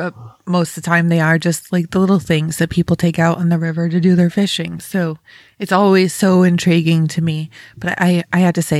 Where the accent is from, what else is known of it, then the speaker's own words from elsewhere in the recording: Rochester, New York, United States; moved away as an adult; also born or lived in Chicago; now in Ohio, United States; I grew up in Western New York, so Rochester area.